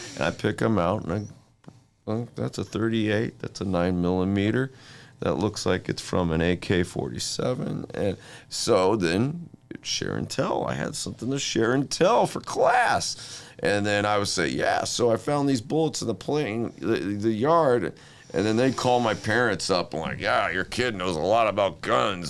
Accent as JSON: {"language": "English", "town": "Inglewood", "region": "California", "country": "United States", "tie": "born or raised there", "said": "I was born in Inglewood"}